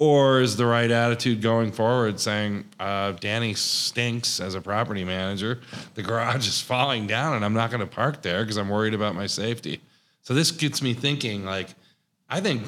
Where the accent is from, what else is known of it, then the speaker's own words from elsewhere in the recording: Lake George, New York, United States; moved away; I'm from New York